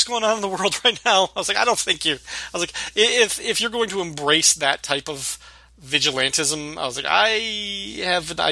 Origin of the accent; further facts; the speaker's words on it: about 45 minutes from Rockford, Illinois, United States; That's like 45 minutes away from my hometown